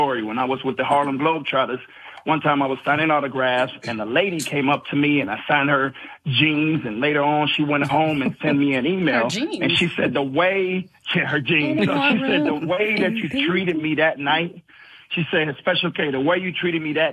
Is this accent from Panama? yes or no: yes; Panama; moved away; I'm originally from Panama